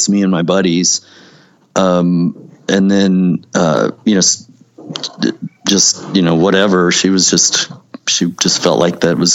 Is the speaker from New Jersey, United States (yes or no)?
no; Missouri, United States; this is another thing that intrigues me about my hometown growing up, and it's in skating and all that um, it's funny because the town over the the college town Rolla